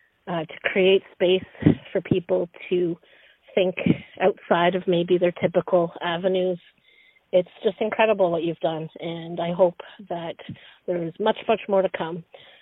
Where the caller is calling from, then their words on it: Pembroke, Ontario, Canada; I am calling from Pembroke, Ontario. I'm a member of the Anishinaabe Nation here, the Algonquins of Pequawkagon First Nation.